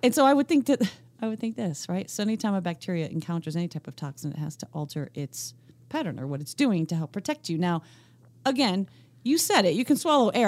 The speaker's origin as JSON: {"language": "English", "region": "Northeast Pennsylvania", "country": "United States", "accent": "Scranton", "said": "my N E P A roots"}